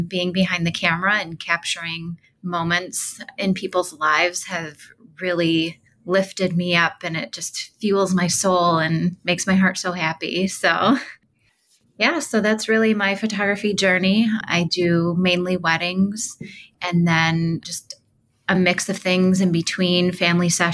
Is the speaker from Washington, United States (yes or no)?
no; Central New York, United States; I am from Central New York